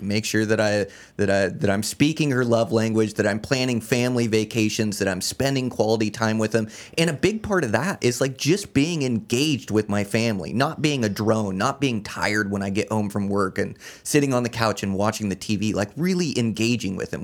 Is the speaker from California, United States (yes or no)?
no; Olympia, Washington, United States; moved away as an adult; now in Montana, United States; I was born and raised in Olympia, Washington